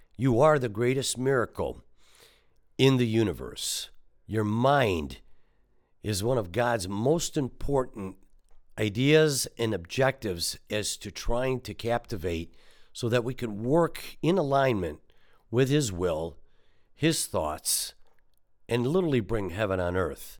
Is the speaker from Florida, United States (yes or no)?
no; Detroit, Michigan, United States; growing up in Detroit